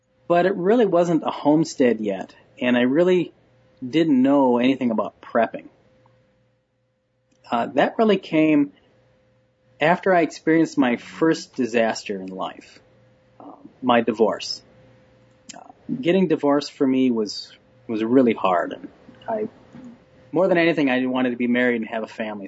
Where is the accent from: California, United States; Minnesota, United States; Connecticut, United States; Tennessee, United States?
Minnesota, United States; Minneapolis suburbs; I grew up in the Minneapolis suburbs, a typical rough-and-tumble boy's childhood.